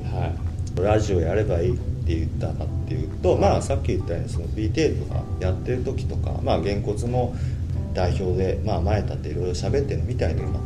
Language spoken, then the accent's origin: Japanese; Osaka, Japan; also born or lived in Taito, Tokyo; now in Tokyo, Japan; 大阪の下町住吉区というところで生まれ育ちまして現在は東京の下町台東区で暮らしております